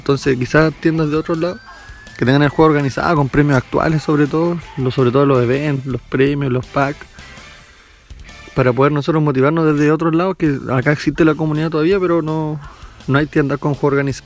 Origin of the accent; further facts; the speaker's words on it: La Serena, Coquimbo, Chile; soy de la Serena, cuarta región